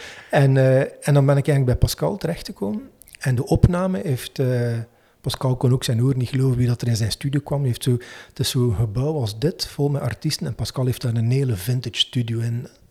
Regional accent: Menen, Flanders, Belgium; now in Waregem, Belgium; Ik woon in Waregem, maar ik ben niet oorspronkelijk van Waregem, maar van Menen eigenlijk.

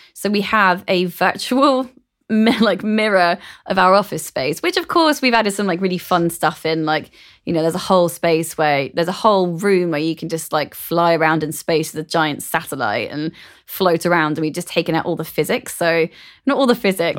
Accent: London, United Kingdom; growing up in London was a massive advantage to me.

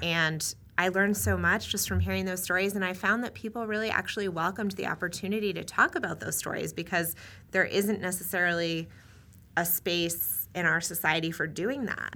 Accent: New England, United States; moved away; also born or lived in New Hampshire; I grew up in New England and, um, went to school in New Hampshire

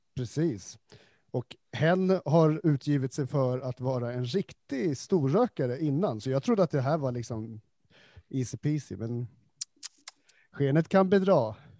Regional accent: Stockholm, Stockholm County, Sweden; som stockholmare

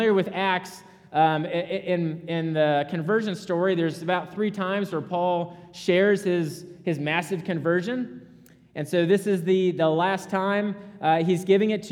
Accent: Rhode Island, United States; moved away; I'm from Rhode Island.

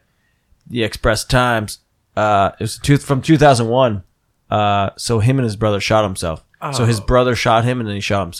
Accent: New Jersey, United States; moved away; I'm originally from New Jersey, yeah.

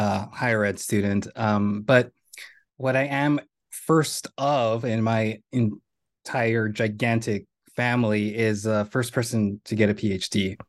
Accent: Rio Grande Valley, Texas, United States; moved away as an adult; now in New York, United States; I was born in the Rio Grande Valley. I attended Donna High School

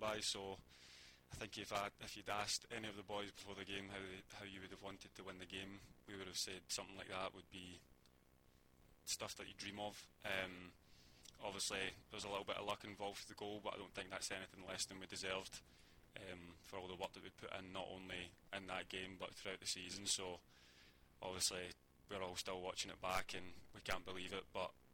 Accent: Glasgow, Scotland, United Kingdom; moved away; growing up in Scotland and Glasgow

